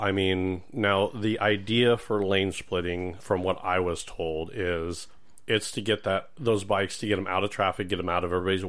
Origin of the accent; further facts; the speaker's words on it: California, United States; I came from California.